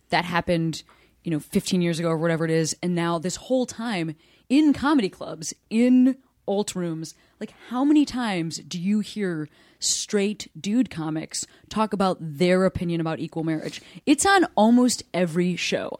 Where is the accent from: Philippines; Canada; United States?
United States; Chicago, Illinois; moved away as an adult; I moved back to my hometown Chicago